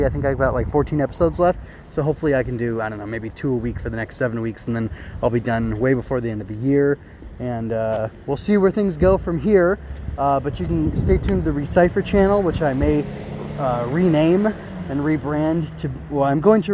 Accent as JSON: {"language": "English", "country": "United States", "said": "as an American"}